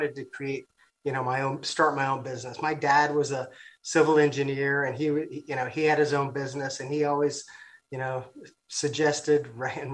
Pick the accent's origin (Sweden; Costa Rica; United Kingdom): Costa Rica; now in United States; I'm from Costa Rica.